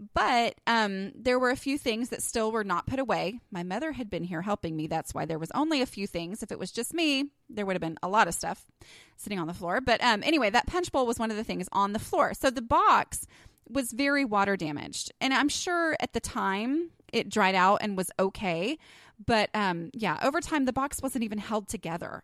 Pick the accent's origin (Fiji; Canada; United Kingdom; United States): United States; Texas; accent: Texas; my little Texas accent